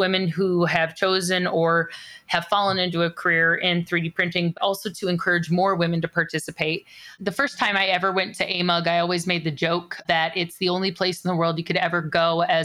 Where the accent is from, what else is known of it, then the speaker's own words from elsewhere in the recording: California, United States; I grew up in California